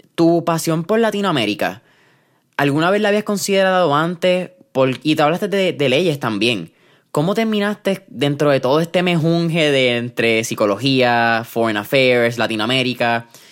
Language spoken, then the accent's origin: Spanish; Puerto Rico